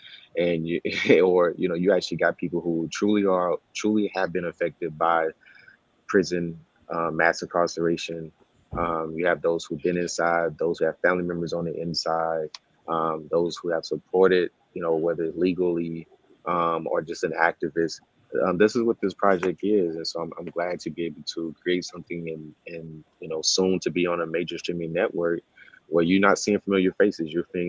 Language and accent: English; the South, United States; one, I'm from the South, and I also just say that it's something interesting about Southern people. There are some good things and bad things about just Southern people in general.